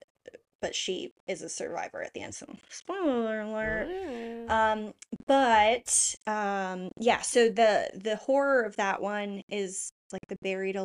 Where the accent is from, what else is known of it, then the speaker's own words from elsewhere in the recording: United States; also born or lived in Netherlands; as an American